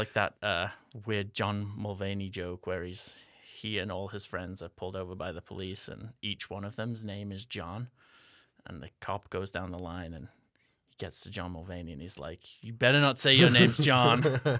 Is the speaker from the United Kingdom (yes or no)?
yes; England, United Kingdom; accent: American English hybrid; moved away; as you already heard. I am originally from England, hence having this weird American English hybrid accent that I'm talking to you in. I grew up in Northern England.